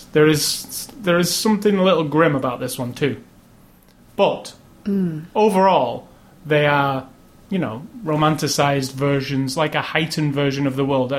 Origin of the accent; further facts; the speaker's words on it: United Kingdom; I'm British